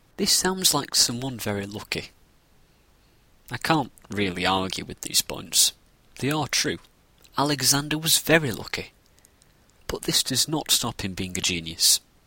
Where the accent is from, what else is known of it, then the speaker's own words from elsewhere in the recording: Northern England, United Kingdom; I'm from Northern England